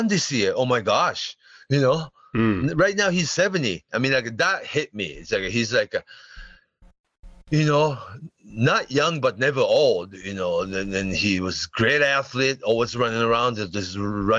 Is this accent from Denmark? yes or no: no; Japan